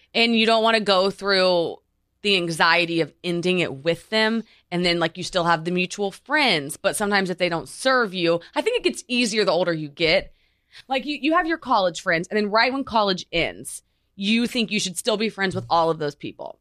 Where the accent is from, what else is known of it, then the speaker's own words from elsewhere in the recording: Oklahoma, United States; moved away as an adult; also born or lived in Los Angeles; now in New York, United States; I'm obviously from Oklahoma